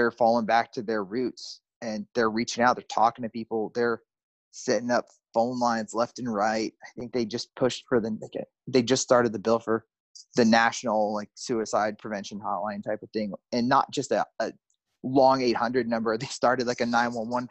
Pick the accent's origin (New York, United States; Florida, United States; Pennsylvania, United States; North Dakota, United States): Pennsylvania, United States; moved away as an adult; now in Texas, United States; my home state in Pennsylvania, here in Texas